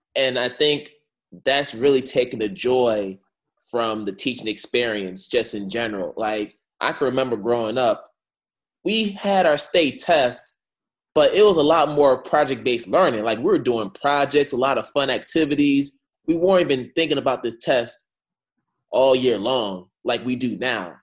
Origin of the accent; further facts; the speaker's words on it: Boston, Massachusetts, United States; I'm from Boston, like I'm in the Boston area